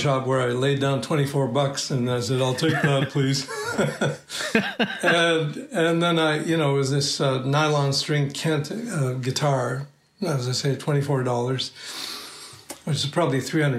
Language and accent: English; Cairo, Cairo Governorate, Egypt; moved away; also born or lived in Toronto; I was born in Cairo, Egypt, of an Armenian family.